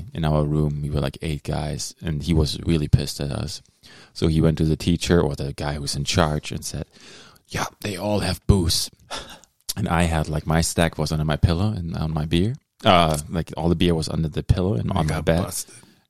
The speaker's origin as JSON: {"language": "English", "country": "Germany"}